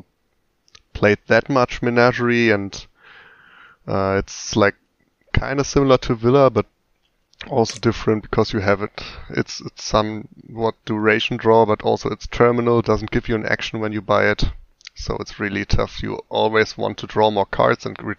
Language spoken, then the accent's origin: English; Germany; I'm from Germany and live in Berlin.